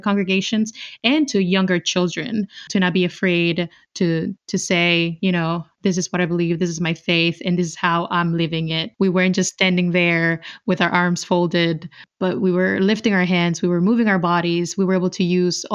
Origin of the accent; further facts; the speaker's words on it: Dominican Republic; moved away; I'm originally from the 9th province. I come from the Dominican Republic.